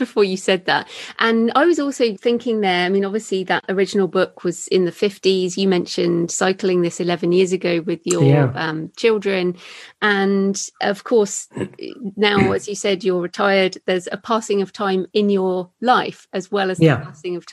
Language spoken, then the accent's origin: English; United Kingdom; we're British